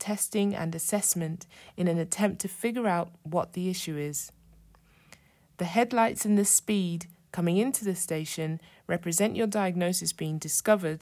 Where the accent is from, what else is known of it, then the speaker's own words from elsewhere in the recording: London, United Kingdom; moved away as an adult; I was born and raised in London and lived there for 24 years before moving out of the city.